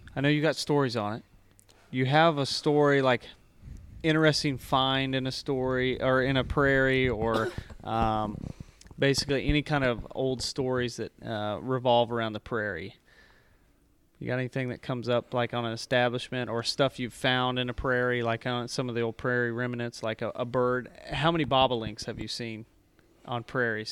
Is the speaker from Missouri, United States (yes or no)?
yes; Mansfield, Missouri, United States; I grew up in Mansfield, Missouri, which was mostly cattle pasture